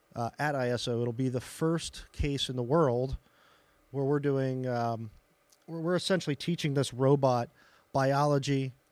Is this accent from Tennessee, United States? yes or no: no; Western Pennsylvania, United States; moved away as an adult; now in Carbondale, United States; where I grew up in Western Pennsylvania